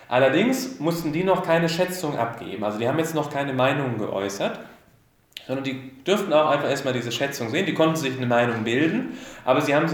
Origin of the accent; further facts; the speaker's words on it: Swabia, Germany; Ich bin ja auch Schwabe und da passt das alles ganz gut an.